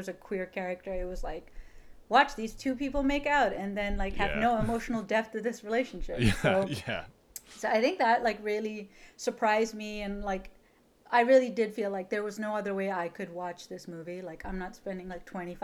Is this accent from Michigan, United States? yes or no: no; Utah, United States; I grew up in Utah